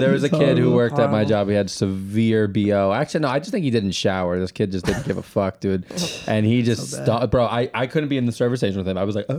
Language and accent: English; Massapequa, New York, United States; Italian American. I grew up in Massapequa